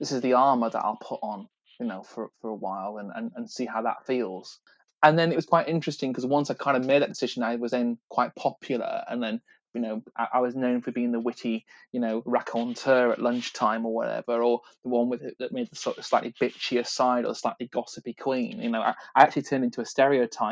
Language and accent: English; Salford, North West England, United Kingdom; moved away as an adult; also born or lived in London; I come originally from Salford, quite a, you know, working class background and family